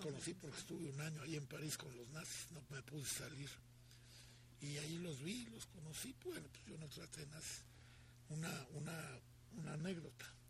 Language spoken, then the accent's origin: Spanish; Mexico; also born or lived in France; yo soy mexicano y vivo en México.